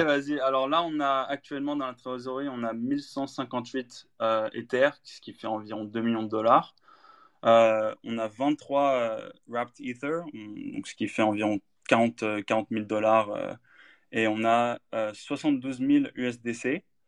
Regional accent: Paris, Île-de-France, France; also born or lived in United Kingdom; français, français. Je suis né à Paris, en fait, mais ma mère, est américaine

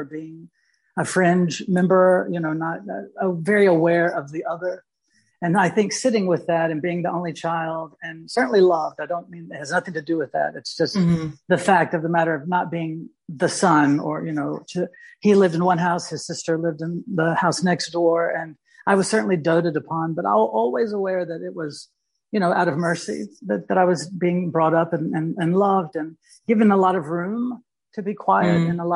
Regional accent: Louisville, Mississippi, United States; also born or lived in Charleston, South Carolina / Bloomington; I grew up in Mississippi

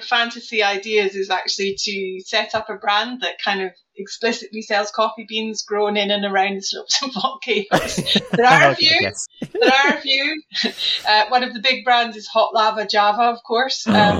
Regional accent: Scotland, United Kingdom; now in Norwich, United Kingdom; So obviously, I strongly identify as Scottish. So that's despite the fact I've been living in Norwich since 1999.

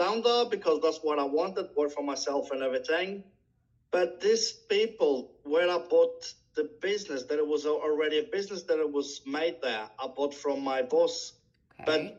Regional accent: Portugal; English is a second language; moved away as an adult; now in Norway; I'm Portuguese.

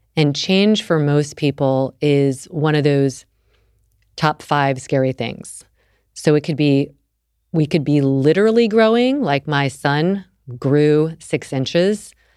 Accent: the South, United States; I grew up in the South

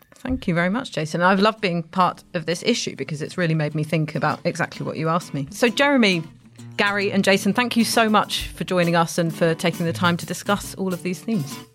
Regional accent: London, United Kingdom; I grew up in London. I'd say I'm a Londoner

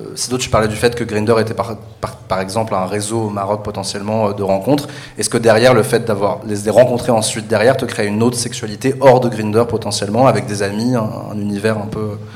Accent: Paris, Île-de-France, France; je suis parisien euh, de naissance.

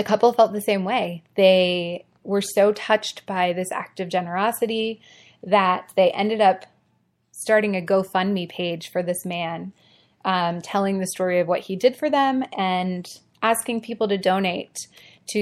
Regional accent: Ohio, United States; moved away; I'm originally from Ohio and we say Mario, like the Mario Brothers.

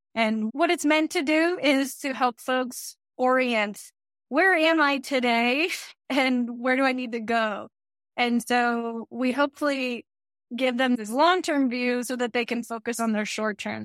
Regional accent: Texas, United States; I'm from Texas, so there's also a lot of really great Mexican culture that's around

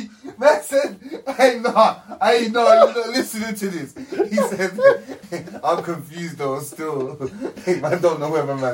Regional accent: Johannesburg, Gauteng, South Africa; I'm from Joburg.

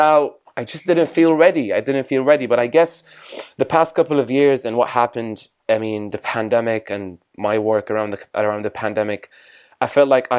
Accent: Damascus, Damascus Governorate, Syria; moved away as an adult; now in London, United Kingdom; I'm from Damascus, Syria. I live in London

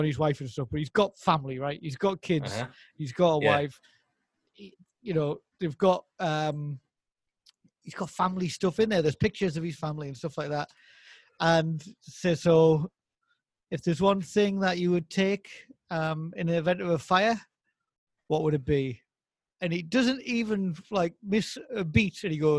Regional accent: Newcastle upon Tyne, North East England, United Kingdom; accent: Geordie; yeah, mate, yes

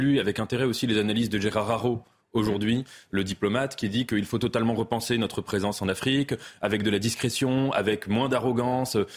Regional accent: France; je suis français

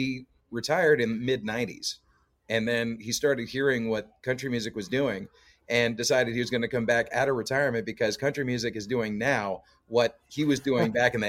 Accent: Canada; Oh yeah, it's we're all over the place. It's a lot of times, like I'll run into fellow Canadians, walking to gigs because there's a lot of musicians down here

